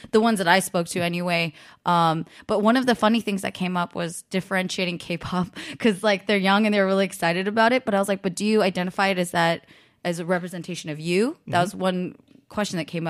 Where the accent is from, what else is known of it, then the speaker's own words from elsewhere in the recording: Cupertino, California, United States; also born or lived in Pleasanton; I grew up in Cupertino in South Bay, and then I grew up in Pleasanton